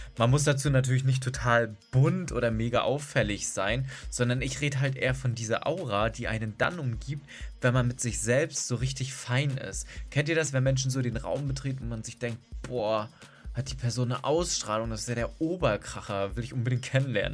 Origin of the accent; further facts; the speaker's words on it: Berlin, Germany; Ich bin aus Berlin